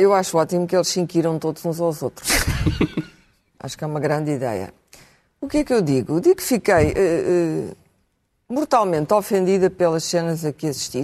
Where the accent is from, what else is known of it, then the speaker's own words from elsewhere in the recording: Portugal; eu me senti ofendida enquanto portuguesa